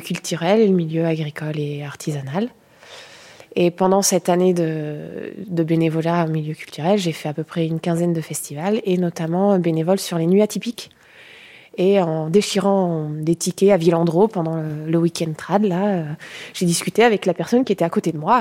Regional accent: Carbon-Blanc, Nouvelle-Aquitaine, France; je suis de Gironde, j'ai grandi à Carbon-Blanc.

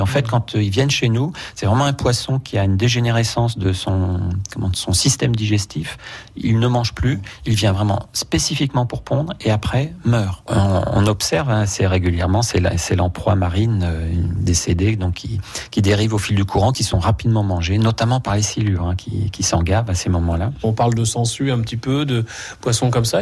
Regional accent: France; chez nous en France

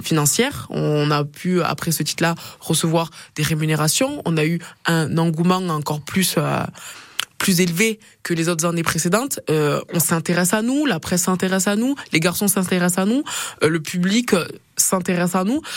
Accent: Perpignan, Occitania, France; moved away as an adult; now in Auvergne, France; je viens du sud, de Perpignan

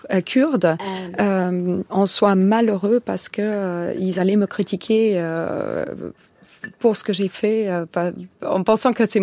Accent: Armenia; Moi, je viens d'Arménie, mais je suis euh, kurde et jéside.

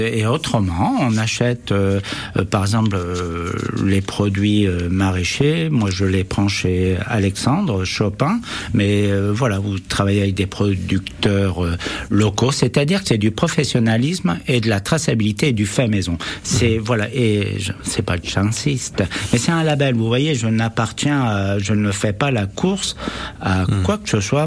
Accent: Brittany, France; also born or lived in Berry; now in Issoudun, France; je suis né en Bretagne

